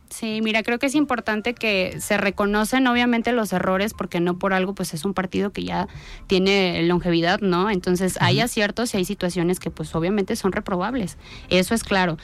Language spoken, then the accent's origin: Spanish; Tonalá, Jalisco, Mexico; yo nací en Tonalá, conozco las tradiciones de Tonalá